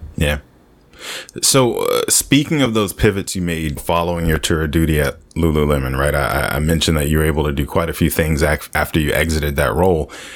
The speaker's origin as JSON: {"language": "English", "country": "United States", "said": "we normally as American people"}